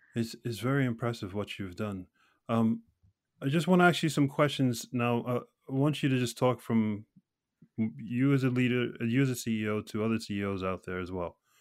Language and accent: English; United States; now in Norway; an American living here in Norway